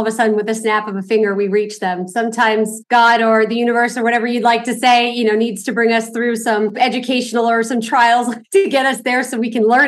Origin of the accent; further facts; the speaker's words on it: Los Angeles, California, United States; I grew up here in Los Angeles, very humble background.